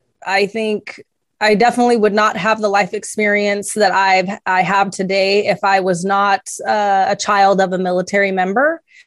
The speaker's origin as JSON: {"language": "English", "country": "Italy", "tie": "born or raised there", "also_born_or_lived": "Greece", "said": "I was raised in Italy and Greece. My stepfather was in the army."}